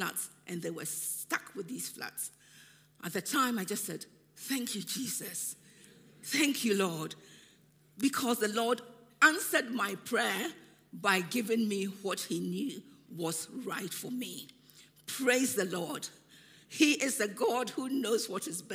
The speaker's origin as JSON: {"language": "English", "country": "Ghana", "tie": "born or raised there", "moved": "yes", "said": "When I was growing up in Ghana"}